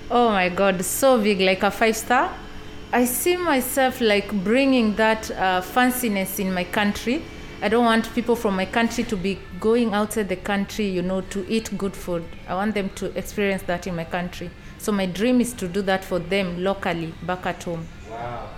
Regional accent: Kenya; moved away; I come from Kenya and I'm 28 years old.

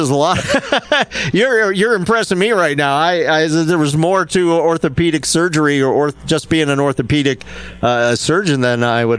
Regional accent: Front Range, Colorado, United States; we grew up on the Front Range

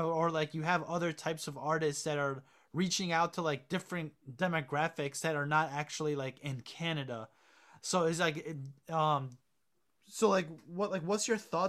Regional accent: Connecticut, United States; accent: American; I personally did not find them to have a different accent than like us in Connecticut and East Coast, but some girl there recognized my accent.

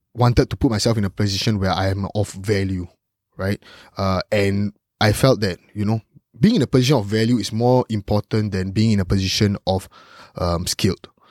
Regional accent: Singapore; growing up as a Singaporean

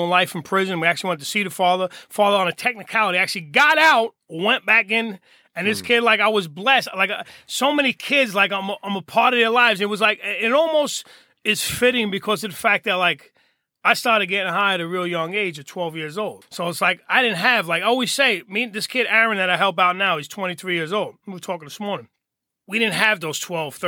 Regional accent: Hoboken, New Jersey, United States; I'm born and raised in Hoboken

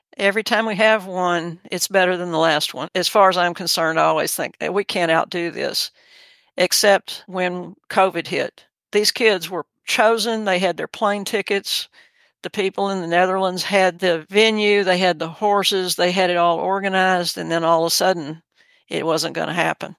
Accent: Texas City, Texas, United States; I was raised in Texas City, Texas, which is on the Gulf Coast

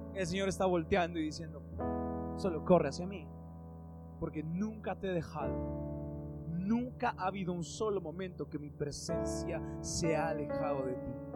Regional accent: Mexico; En México tenemos muchos

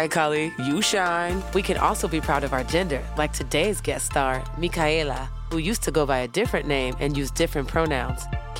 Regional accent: Oakland, California, United States; here at Zoo Labs in my hometown, Oakland

